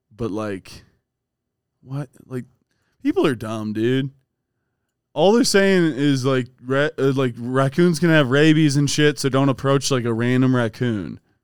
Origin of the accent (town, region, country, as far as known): Strongsville, Ohio, United States; born or raised there